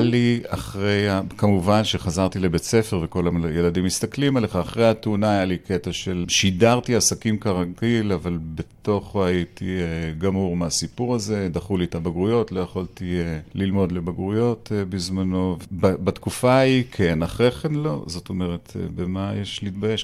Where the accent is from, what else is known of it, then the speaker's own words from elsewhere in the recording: Tel Aviv, Tel Aviv District, Israel; אני בכלל גדלתי בשכונה כזו של כל מיני אה, רמטכ"לים וכל מיני אה, אנשי מוסד באפקה